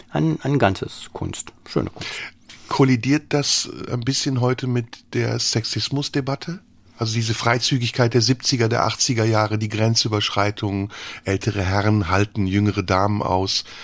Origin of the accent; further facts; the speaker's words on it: France; German is a second language; ich bin Französin, also ich esse alles